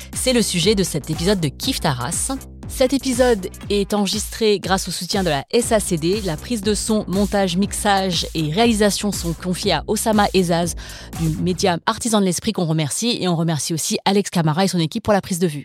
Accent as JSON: {"language": "French", "country": "France", "tie": "born or raised there", "said": "les deuxièmes générations comme moi, c'est-à-dire nées sur le sol français"}